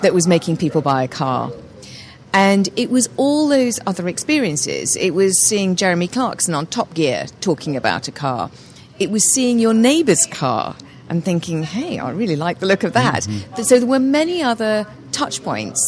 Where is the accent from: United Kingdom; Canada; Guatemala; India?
United Kingdom; Alderley Edge, North West England; moved away as an adult; also born or lived in London; I grew up in the north of England, in a village called Alderley Edge in Cheshire.